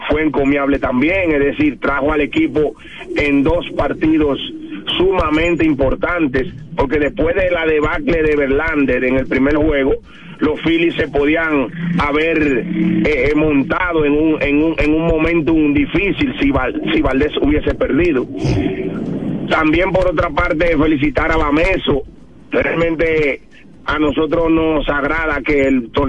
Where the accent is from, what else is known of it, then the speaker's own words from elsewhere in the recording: Dominican Republic; para nosotros como dominicanos